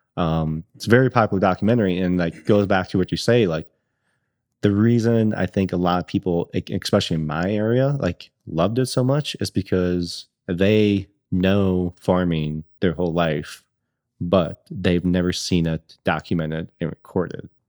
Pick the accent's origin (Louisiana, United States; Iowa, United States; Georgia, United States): Iowa, United States; Northwest; moved away; I grew up in Northwest Iowa, super small rural community, grew up on the farm